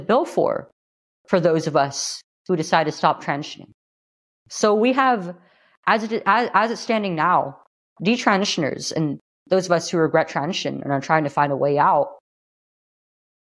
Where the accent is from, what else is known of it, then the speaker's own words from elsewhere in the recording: California, United States; Here in California, my home state